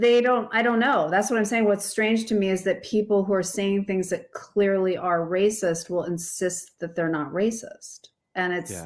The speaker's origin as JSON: {"language": "English", "region": "Alaska", "country": "United States", "tie": "born or raised there", "said": "I grew up in Alaska, which is, you know, it is very white"}